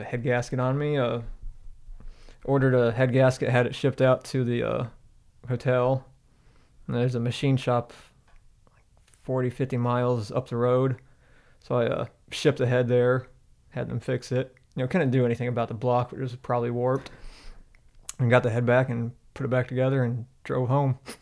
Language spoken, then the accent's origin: English; Michigan, United States; I'm from Michigan, so it's pop